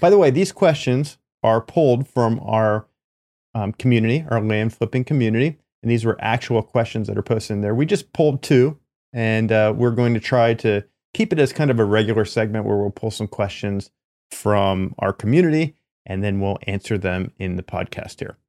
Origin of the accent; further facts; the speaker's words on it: East Coast, United States; now in California, United States; I'm from the East Coast